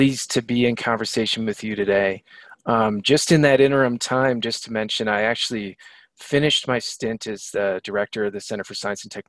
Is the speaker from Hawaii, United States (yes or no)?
no; Madison, Wisconsin, United States; moved away as an adult; also born or lived in Ohio; now in Boulder, United States; Grew up in Madison, Wisconsin